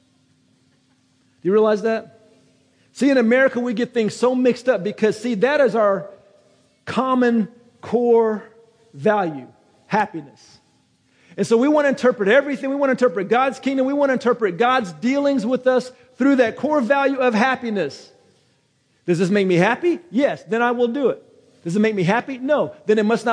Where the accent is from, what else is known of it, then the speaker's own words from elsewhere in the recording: United States; I'm American